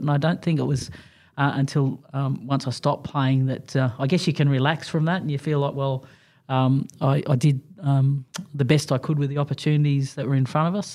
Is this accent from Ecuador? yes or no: no; Junee, New South Wales, Australia; Growing up in a little country town of Junie